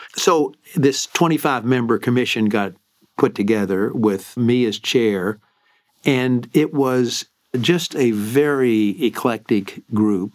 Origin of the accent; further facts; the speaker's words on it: Lexington, Kentucky, United States; moved away as an adult; also born or lived in New Jersey / Maryland; I grew up in Lexington, Kentucky